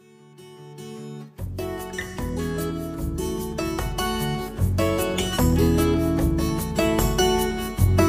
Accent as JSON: {"language": "English", "region": "North Carolina", "country": "United States", "tie": "born or raised there", "said": "my home state of North Carolina"}